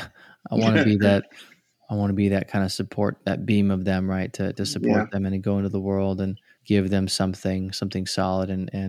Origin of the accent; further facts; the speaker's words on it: California, United States; I'm from California, so I'm used to earthquakes.